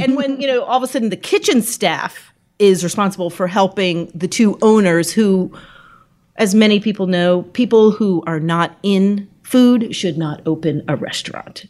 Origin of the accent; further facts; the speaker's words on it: New England, United States; moved away as an adult; also born or lived in New York; now in Richmond, United States; I grew up in New England, so I didn't know anything further south than New Jersey